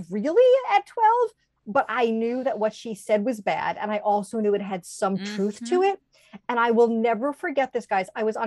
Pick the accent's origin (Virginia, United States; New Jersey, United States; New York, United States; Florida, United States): New York, United States; New York City; I grew up in Little Neck